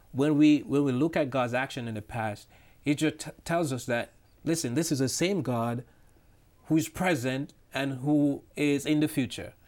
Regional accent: Jamaica; now in New York, United States; I'm original from Jamaica, but I live now in New York

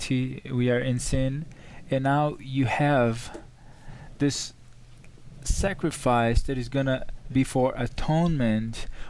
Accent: Rio de Janeiro, Brazil; moved away; I am from Brazil, from the city of Rio de Janeiro

